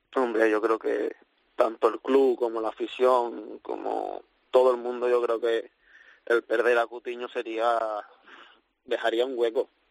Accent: Seville, Andalusia, Spain; moved away as an adult; now in Liverpool, United Kingdom; vuelvo a mi casa, mi ciudad

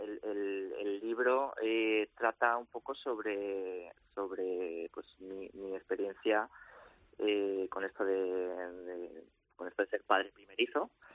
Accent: Valencia, Valencian Community, Spain; moved away as an adult; also born or lived in Madrid; nosotros somos de Valencia y vivíamos entonces en Madrid

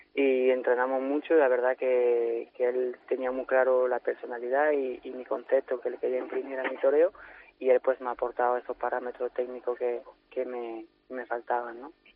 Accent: Occitania, France; mis actuaciones en Francia, que en, mi tierra y en, mi zona, tanto en Bestier como en Santa María de la Mer, como en Nimes

